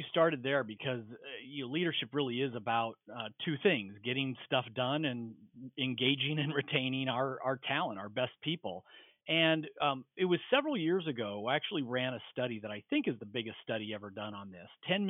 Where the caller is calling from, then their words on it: Philadelphia, Pennsylvania, United States; Philadelphia, Pennsylvania.